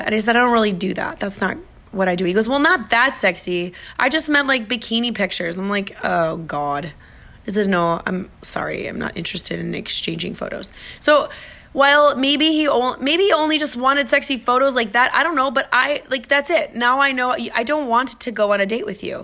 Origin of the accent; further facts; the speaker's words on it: Minnesota, United States; now in Miami, United States; I'm from Minnesota